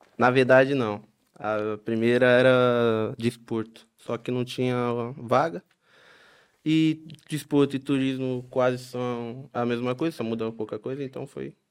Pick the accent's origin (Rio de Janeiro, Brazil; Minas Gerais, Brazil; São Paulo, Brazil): São Paulo, Brazil; Baixada Santista; moved away as an adult; now in Nazaré, Portugal; Eu vim do, de São Paulo, interior de Santos. Vim da Baixada, sou Baixada Santista.